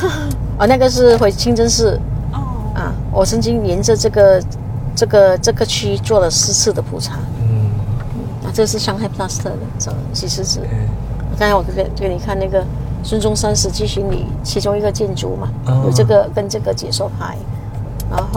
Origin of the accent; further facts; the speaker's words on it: George Town, Penang, Malaysia; 我在这里出生的，在这里出生的。 嗯 我们还是在乔治市市宜的